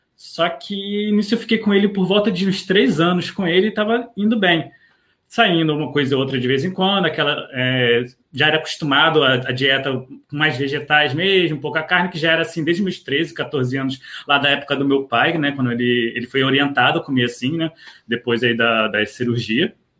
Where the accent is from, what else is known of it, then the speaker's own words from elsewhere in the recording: Rio de Janeiro, Brazil; also born or lived in Niterói; eu sou do Rio de Janeiro, é, eu moro especificamente em Niterói